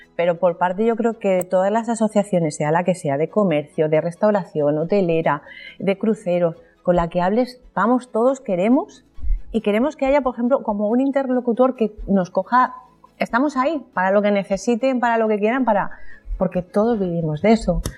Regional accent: Alicante, Valencian Community, Spain; todos los alicatinos nos concienciemos un poco de querer un poco más nuestro entorno

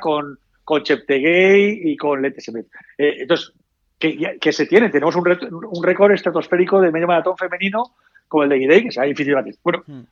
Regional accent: Valencia, Valencian Community, Spain; somos aquí de Valencia

